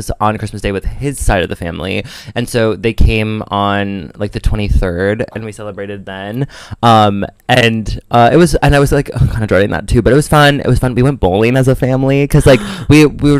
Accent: central Wisconsin, United States; moved away; where I'm from is like dead center of the state

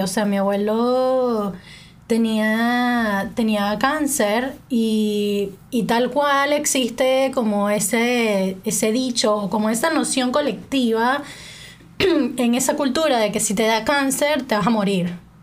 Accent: Venezuela; moved away as an adult; now in England; en Venezuela a mí todo el mundo me ha dicho China toda mi vida

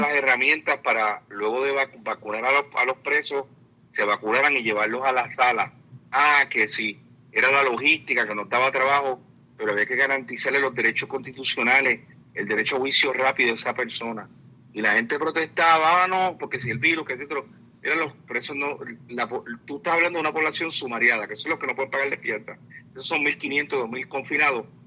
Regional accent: Puerto Rico; somos puertorriqueños y puertorriqueñas

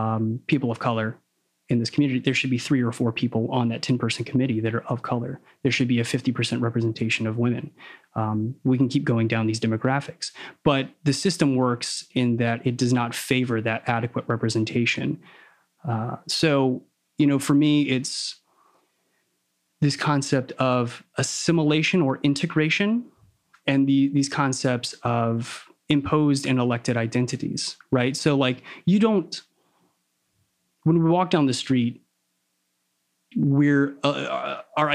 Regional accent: the South, United States; I grew up in the South.

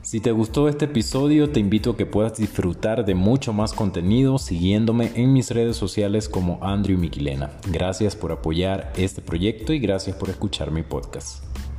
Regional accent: Venezuela; moved away; esa Venezuela que en realidad yo extraño

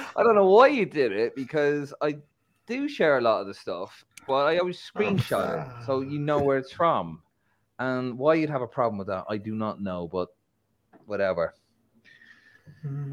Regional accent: Ireland; I'm an Irishman

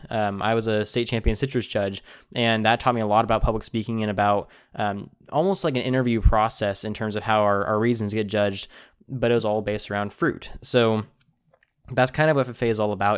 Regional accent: Tulare, California, United States; I grew up in Tulare, California, which is a uh, you know a very agricultural town

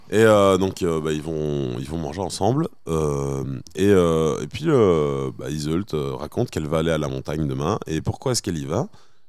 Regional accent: Belgium; en tant que Belge campagnard

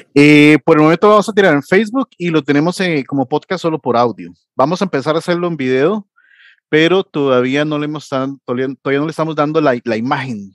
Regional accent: Costa Rica; Acá en Costa Rica

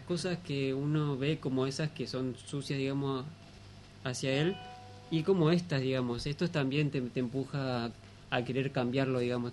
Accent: Villaguay, Entre Ríos, Argentina; Yo soy de Villaguay

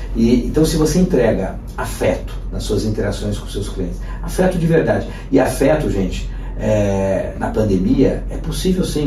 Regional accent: São Paulo, Brazil; nós que somos de São Paulo

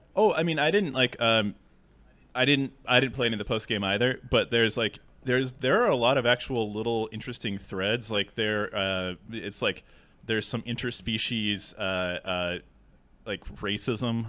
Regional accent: Seattle, Washington, United States; I'm from Seattle. two oh six is the area code

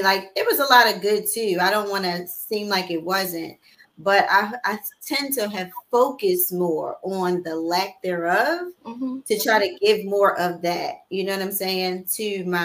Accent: Baltimore, Maryland, United States; I was raised in Baltimore City

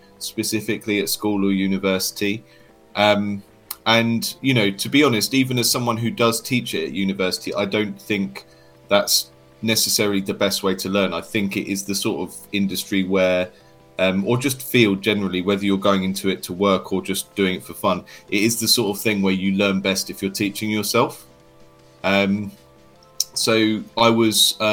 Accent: United Kingdom; I'm from the United Kingdom

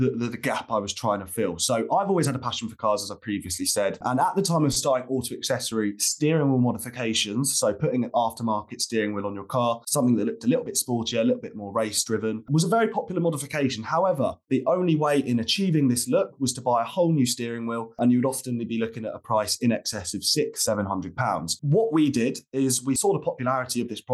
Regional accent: Surrey, South East England, United Kingdom; moved away as an adult; also born or lived in Portsmouth; I grew up in Surrey

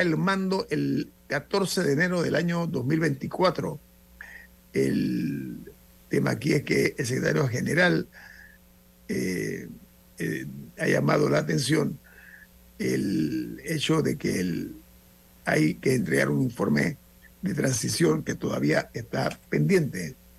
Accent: Panama; como panameño

